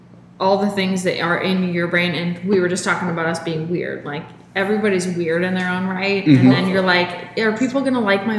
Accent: Washington, United States; now in Pittsburgh, United States; I'm from Washington State.

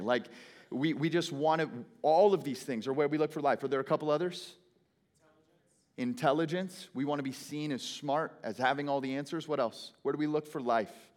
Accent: Phoenix, Arizona, United States; I hail from Phoenix, Arizona.

